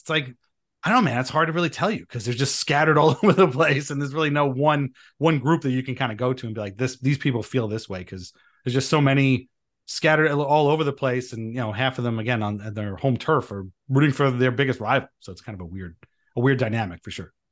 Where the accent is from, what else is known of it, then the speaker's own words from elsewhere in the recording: Long Island, New York, United States; moved away as an adult; now in New Jersey, United States; I am from Long Island, and, uh, I lived there for the first, uh, twenty-six years of my life